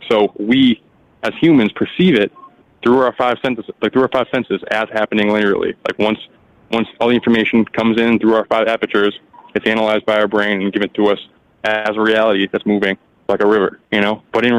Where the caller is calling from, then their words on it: Massachusetts, United States; Hey, Mike. … from Mass.